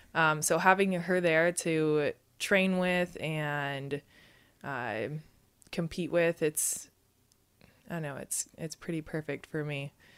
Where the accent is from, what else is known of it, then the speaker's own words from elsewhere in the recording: Santa Barbara, California, United States; We were both uh, born and raised in Santa Barbara, California